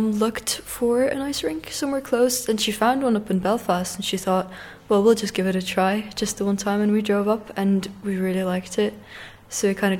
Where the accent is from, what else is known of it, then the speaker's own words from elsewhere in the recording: Russia; moved away; also born or lived in Dublin, Ireland; Yeah, I was born in Dublin, yeah, but I started skating in Russia.